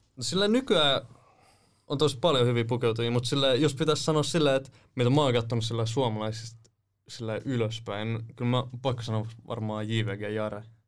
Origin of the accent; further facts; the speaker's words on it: Nummela, Uusimaa, Finland; also born or lived in Helsinki; asunut Nummelassa